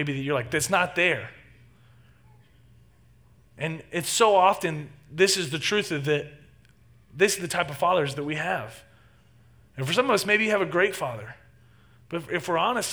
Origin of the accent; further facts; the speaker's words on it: Texas, United States; moved away; I grew up in Texas and spent 18 years of my life in Texas